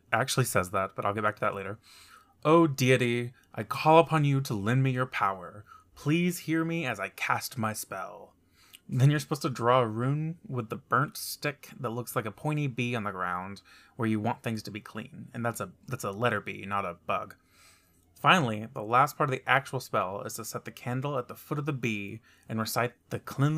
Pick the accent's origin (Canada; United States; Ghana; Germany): United States; the South; born there; I am 23 years old. I was born in the Bible Belt of America